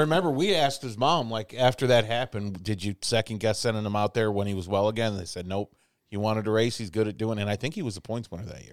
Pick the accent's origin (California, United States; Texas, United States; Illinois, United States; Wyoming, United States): Illinois, United States; Chicago; also born or lived in New York; now in Indianapolis, United States; I grew up in Chicago